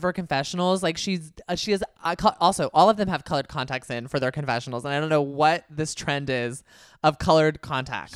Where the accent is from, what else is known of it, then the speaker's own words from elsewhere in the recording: Bay Area, California, United States; my home area 'cause I'm from the Bay Area